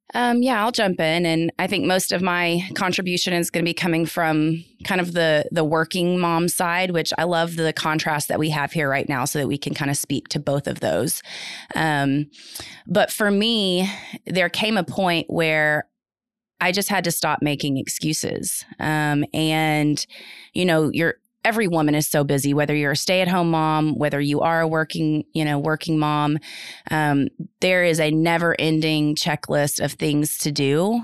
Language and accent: English; North Texas, United States; also born or lived in Houston area; now in Houston, United States; I'm from the North Texas area. Um, grew up there